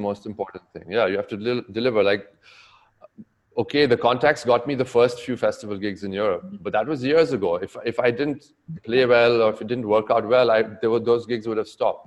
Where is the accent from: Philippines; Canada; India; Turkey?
India; Goa; also born or lived in New York / Bombay; now in Mumbai, India; growing up in Goa